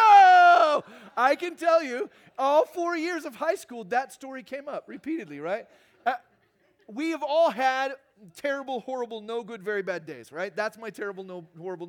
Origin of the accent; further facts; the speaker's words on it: Phoenix, Arizona, United States; I grew up in Phoenix